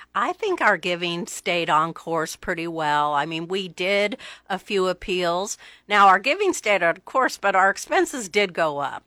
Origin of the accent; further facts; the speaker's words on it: Omaha, Nebraska, United States; now in Lincoln, United States; I'm from Omaha. Okay. Um, grew up in Omaha.